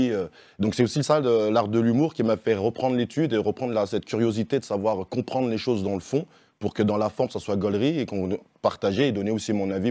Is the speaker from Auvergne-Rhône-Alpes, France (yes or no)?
yes; Lyon, Auvergne-Rhône-Alpes, France; je viens de Lyon.